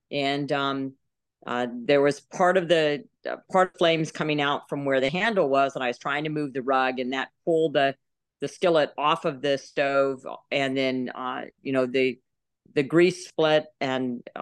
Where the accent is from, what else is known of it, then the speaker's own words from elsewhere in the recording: Texas, United States; So we traveled around a lot, but we mostly lived in Texas. And I say I grew up outside of San Antonio in a very small town.